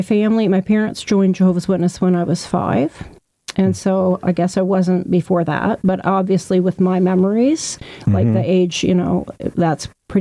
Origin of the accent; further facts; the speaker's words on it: Grand Manan, New Brunswick, Canada; I am from Grand Manan. Yeah, wow. All my life and all my generations before me that I know of, like most of them